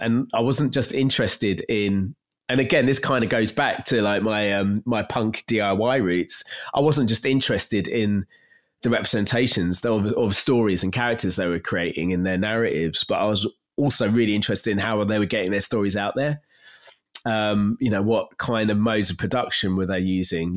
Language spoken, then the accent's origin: English; London, United Kingdom; I grew up in North East London, not far from where I am now